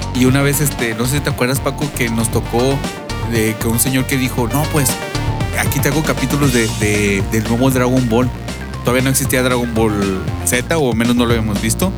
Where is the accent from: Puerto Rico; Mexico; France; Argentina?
Mexico; Monterrey, Nuevo León; nosotros somos de Monterrey, eh, crecidos y, nacidos y crecidos